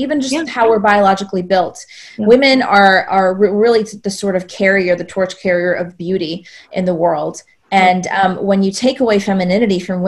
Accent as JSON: {"language": "English", "region": "South Georgia", "country": "United States", "tie": "born or raised there", "said": "I grew up in the Bible Belt in South Georgia, 10 churches in an 8-mile radius on the way from the stoplight back to my house, small town, very Southern"}